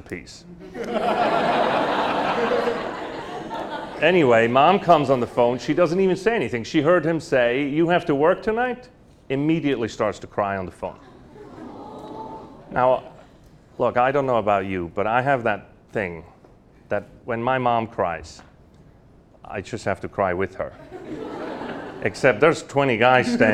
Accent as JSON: {"language": "English", "region": "Lucerne", "country": "Switzerland", "moved": "yes", "said": "I'm from Lucerne"}